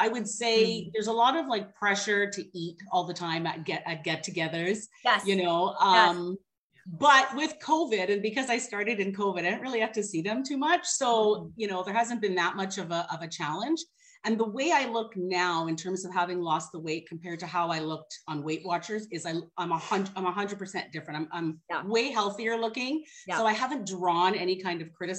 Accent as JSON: {"language": "English", "country": "Canada", "tie": "born or raised there", "also_born_or_lived": "Guyana", "said": "I was born in South America, like Guyana. I was probably just a few months old when we moved to Canada"}